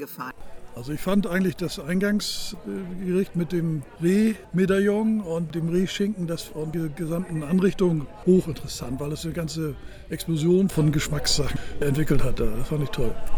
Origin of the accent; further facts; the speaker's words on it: Hamburg, Germany; now in Wentorf bei Hamburg, Germany; bin ursprünglich Hamburger, wohne aber in Wentorf bei Hamburg